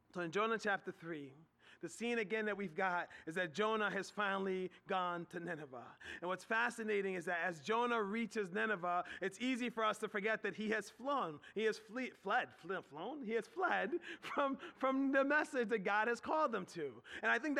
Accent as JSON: {"language": "English", "town": "Philadelphia", "region": "Pennsylvania", "country": "United States", "tie": "born or raised there", "moved": "yes", "lives_now": "Harrisburg, United States", "said": "I grew up in Philadelphia"}